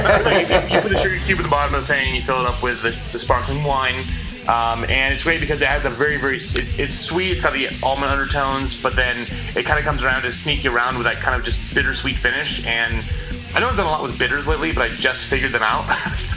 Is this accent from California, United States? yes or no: yes; Temecula, California, United States; You have to get Wilson Creek almond champagne because that's from my hometown